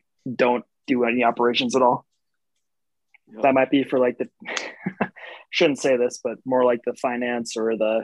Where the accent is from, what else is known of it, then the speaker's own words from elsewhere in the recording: North Dakota, United States; moved away as an adult; also born or lived in Shreveport, Louisiana; I'm from North Dakota